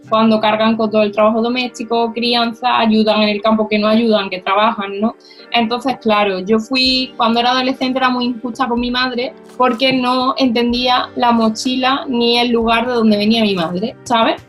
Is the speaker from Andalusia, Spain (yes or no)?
yes; Córdoba, Andalusia, Spain; yo nací en Córdoba, mis hermanos también en la ciudad, y yo empiezo a ir al colegio